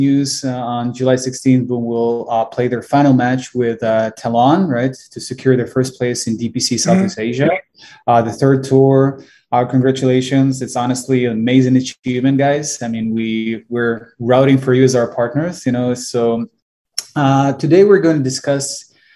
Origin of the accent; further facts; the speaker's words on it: Ukraine; moved away; I'm originally from Ukraine